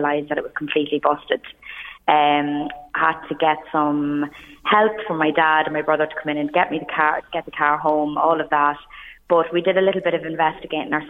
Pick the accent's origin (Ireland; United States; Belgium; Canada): Ireland; I was in RD, my hometown, on Saturday night